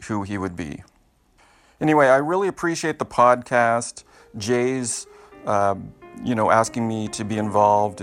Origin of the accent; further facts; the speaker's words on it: Canada; I'm Canadian